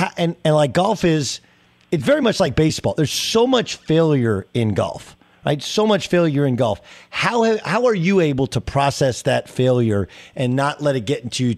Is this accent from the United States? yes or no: yes; Orange County, California, United States; I grew up in Orange County, and you know, Tiger was, we were same age.